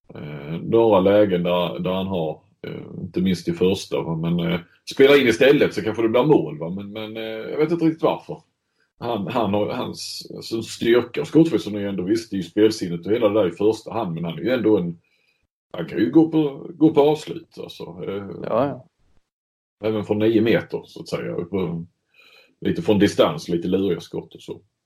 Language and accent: Swedish; Sweden; moved away; som svensk